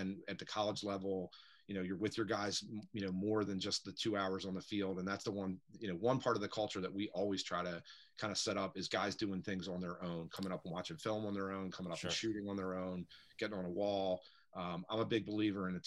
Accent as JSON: {"language": "English", "town": "Parkville", "region": "Maryland", "country": "United States", "tie": "born or raised there", "said": "I grew up in Parkville"}